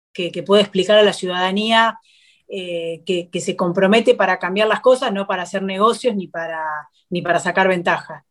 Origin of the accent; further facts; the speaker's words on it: Argentina; como argentinos